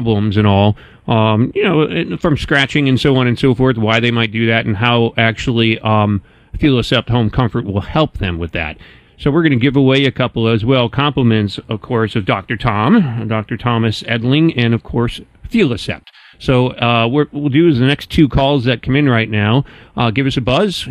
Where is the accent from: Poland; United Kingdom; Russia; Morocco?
Poland; I'm from Poland